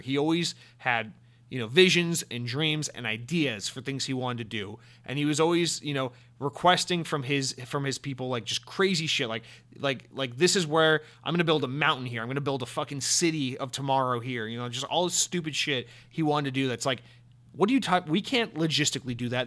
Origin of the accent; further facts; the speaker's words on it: Atlanta, Georgia, United States; I'm from Atlanta, Georgia, the home of Coca-Cola.